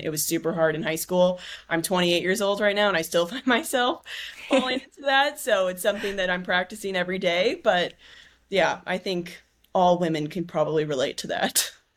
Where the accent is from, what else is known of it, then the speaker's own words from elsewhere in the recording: San Diego, California, United States; I grew up in San Diego.